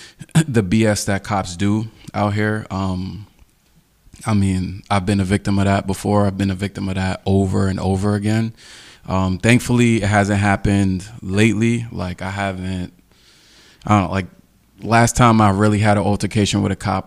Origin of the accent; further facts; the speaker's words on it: New York City, New York, United States; I'm from Queens